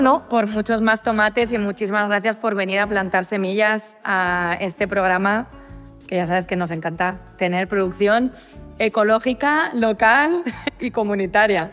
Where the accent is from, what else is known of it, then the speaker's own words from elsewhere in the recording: Madrid, Community of Madrid, Spain; yo es que soy de Vallecas.